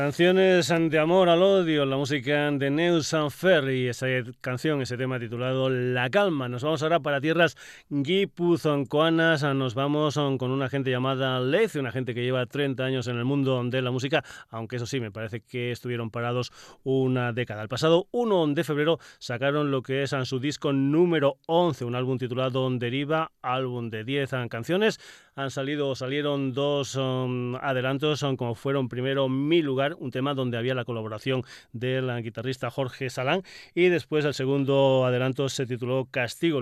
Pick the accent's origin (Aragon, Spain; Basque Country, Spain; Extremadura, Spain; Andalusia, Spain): Extremadura, Spain; mi tierra, de Extremadura